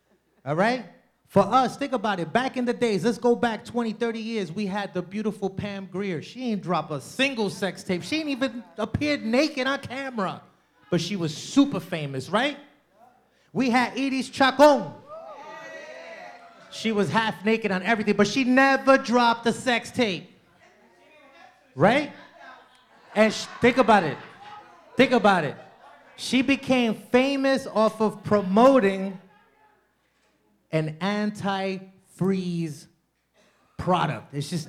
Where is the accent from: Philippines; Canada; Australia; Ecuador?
Ecuador; I am from Ecuador.